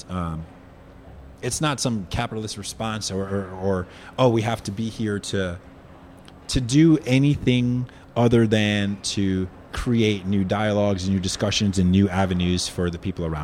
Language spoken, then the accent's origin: English; United States; moved away as an adult; now in New Zealand; being American